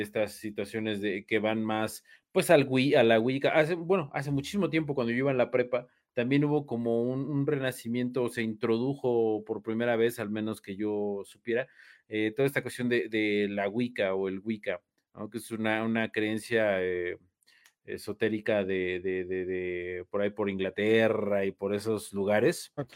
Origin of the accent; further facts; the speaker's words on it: Mexico; soy mexicano